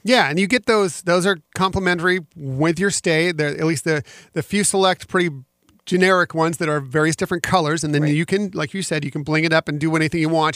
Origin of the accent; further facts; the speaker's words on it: West Coast, United States; I grew up personally on the West Coast going to Disneyland